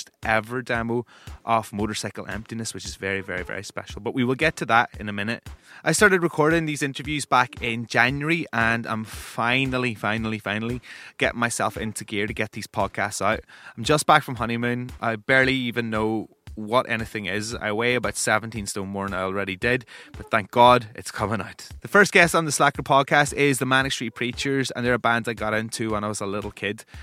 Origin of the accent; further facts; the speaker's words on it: Northern Ireland, United Kingdom; I'm a Northern Irish music broadcaster.